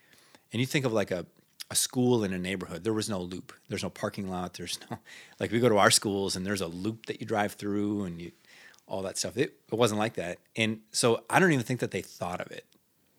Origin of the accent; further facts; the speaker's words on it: Minnesota, United States; So as I tell the story, growing up in Northern Minnesota, the culture is you're either Swedish or Norwegian or you're Italian or you're Finnish.